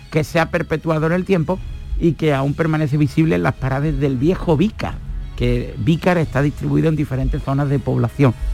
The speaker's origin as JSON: {"language": "Spanish", "town": "Córdoba", "region": "Andalusia", "country": "Spain", "moved": "yes", "said": "soy cordobés."}